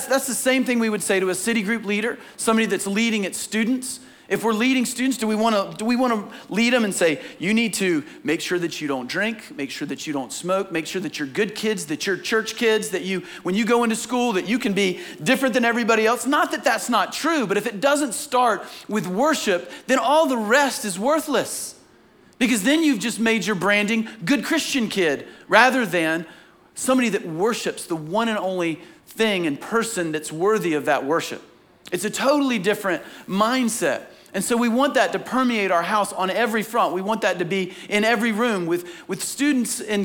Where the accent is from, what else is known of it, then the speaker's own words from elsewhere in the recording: Southeast, United States; growing up in the Bible Belt, growing up in the Southeast